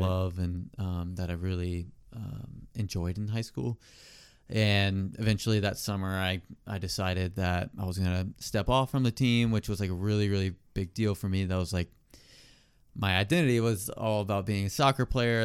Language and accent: English; Hilton Head, South Carolina, United States; also born or lived in Rock Hill, South Carolina; now in Charlotte, United States; I'm originally from Hilton Head, South Carolina